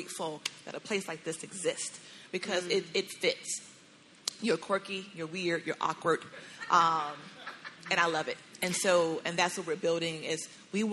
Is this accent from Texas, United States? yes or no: no; Chicago, Illinois, United States; now in Dallas, United States; I'm from Chicago, and I say King Drive